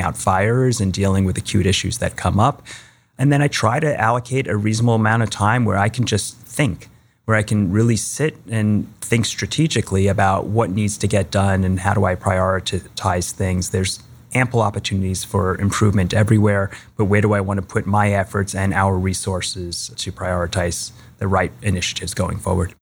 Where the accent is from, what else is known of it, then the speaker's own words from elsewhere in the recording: Long Island, New York, United States; moved away; I grew up on Long Island in New York